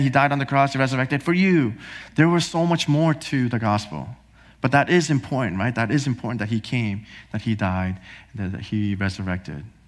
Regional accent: New Jersey, United States; also born or lived in Korea; I was born in Korea. Uh, my parents and I, we moved here to New Jersey when I was four years old.

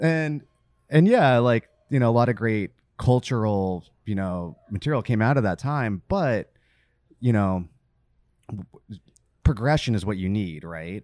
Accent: California, United States; born or raised there; also born or lived in Virginia

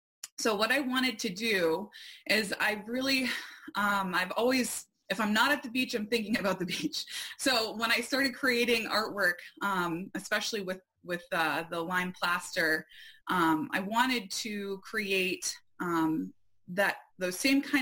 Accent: Arundel, Maine, United States; also born or lived in Port Clyde, Maine; I have always been connected to the ocean as a native Mainer, and especially coastal Maine. I grew up in Arundel, which is about 15 minutes from a couple different beaches.

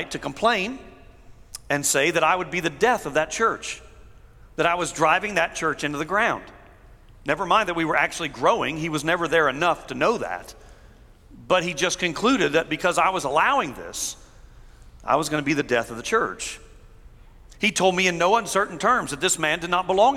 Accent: United States; I was born in America. I am grateful to be an American citizen.

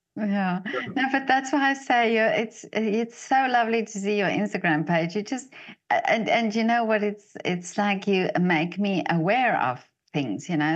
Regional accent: South Africa; I'm from South Africa

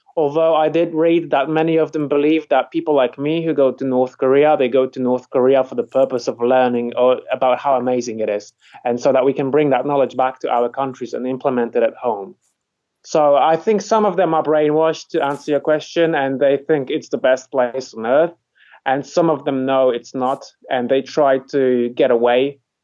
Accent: Poland; moved away as an adult; now in England, United Kingdom; I come from Poland. I didn't really like it, and uh, I moved out when I was 24

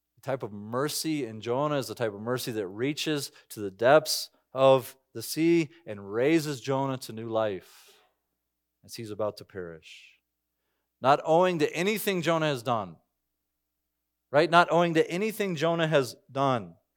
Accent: United States; I'm an American citizen.

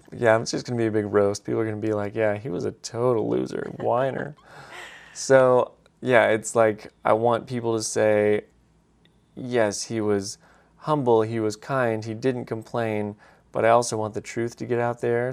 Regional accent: Alabama, United States; I'm from Alabama

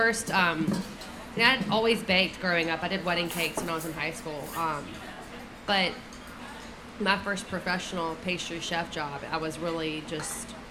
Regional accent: Dothan, Alabama, United States; I grew up in Dothan

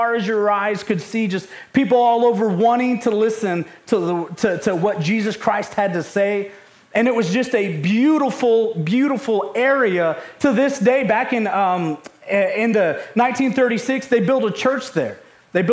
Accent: Ohio, United States; I grew up in Ohio

